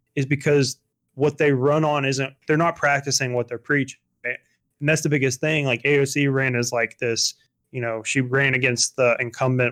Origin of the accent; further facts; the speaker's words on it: Georgia, United States; growing up in Georgia all my life